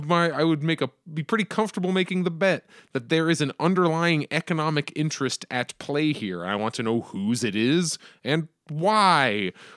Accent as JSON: {"language": "English", "region": "Arizona", "country": "United States", "said": "I, as an Arizonan, have opinions. I, as an American, have opinions."}